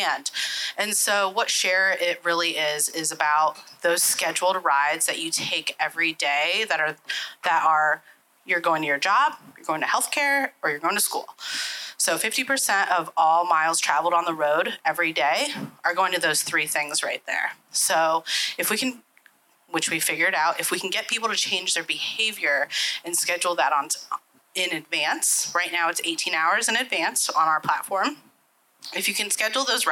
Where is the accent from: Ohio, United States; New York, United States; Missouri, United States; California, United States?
Ohio, United States; Columbus; Born and raised in Columbus